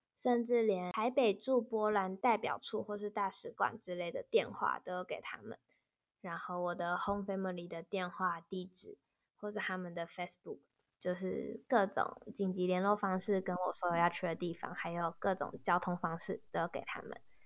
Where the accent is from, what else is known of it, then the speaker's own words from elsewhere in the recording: Tainan, Taiwan; 即便我们是台南人